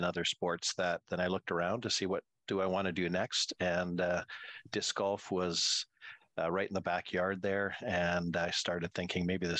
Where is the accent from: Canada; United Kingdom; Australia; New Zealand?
Canada; Prince George, British Columbia; as a kid, really, growing up in Prince George.